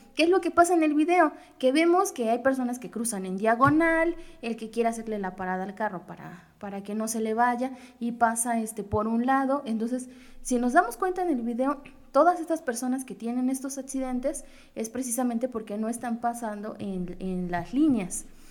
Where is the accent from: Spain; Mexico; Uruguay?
Mexico; como típico mexicano